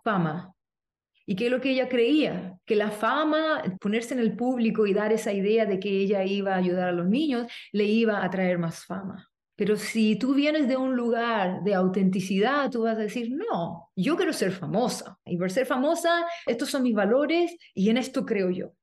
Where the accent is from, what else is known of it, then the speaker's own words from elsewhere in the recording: Chile; moved away as an adult; now in United States; vengo de Chile, soy chilena, me fui de Chile